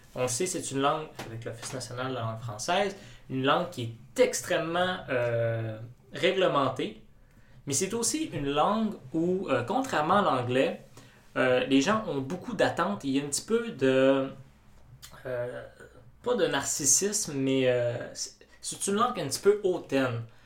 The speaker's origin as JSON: {"language": "French", "region": "Quebec", "country": "Canada"}